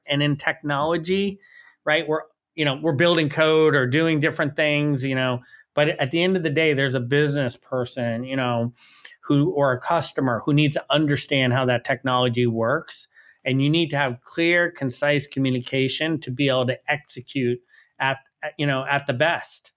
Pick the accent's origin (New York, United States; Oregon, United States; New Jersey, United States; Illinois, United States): New York, United States; New York City; I grew up in New York City